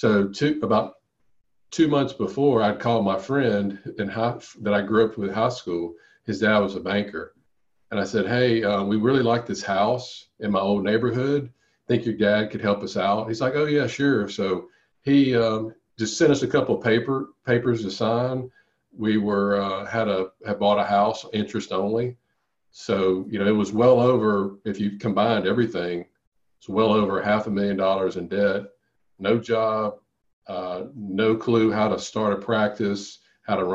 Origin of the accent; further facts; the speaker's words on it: Monroe, Louisiana, United States; my hometown in Louisiana.